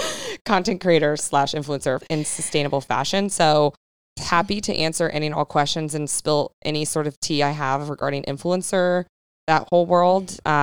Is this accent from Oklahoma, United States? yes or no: no; Northern Virginia, United States; now in San Diego, United States; I also live in San Diego. I'm also from the East Coast. I'm from Northern Virginia.